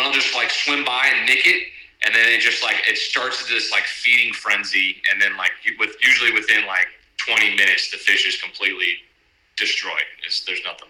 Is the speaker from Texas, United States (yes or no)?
no; Homestead, Florida, United States; now in San Diego, United States; I grew up in the dirty South, like Miami, even further south than that. Not as far as the Keys, but Homestead